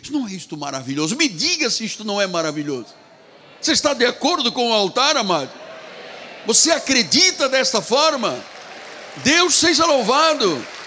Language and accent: Portuguese; Angola; moved away; Na minha terra, onde nasci, em Angola, nós tínhamos uma cultura portuguesa